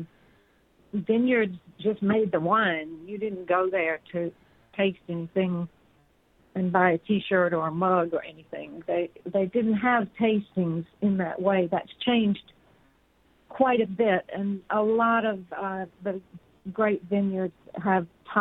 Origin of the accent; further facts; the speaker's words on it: the South, United States; moved away; also born or lived in Cortona, Italy; I was growing up in the South